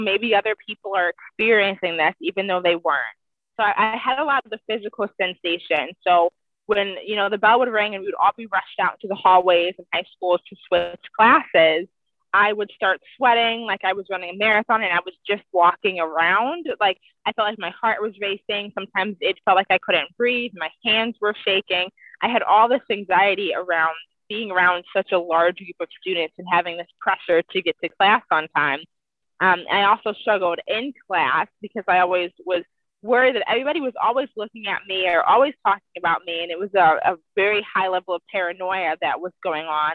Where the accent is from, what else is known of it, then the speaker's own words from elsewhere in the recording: Cleveland, Ohio, United States; now in Washington, United States; I currently live in Washington, but I grew up in Cleveland, Ohio.